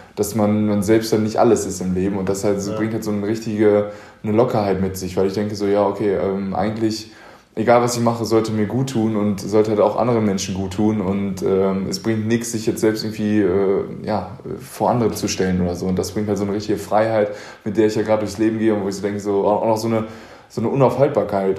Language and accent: German; Paderborn, North Rhine-Westphalia, Germany; komme ich aus Paderborn, einer also sehr konservativen Stadt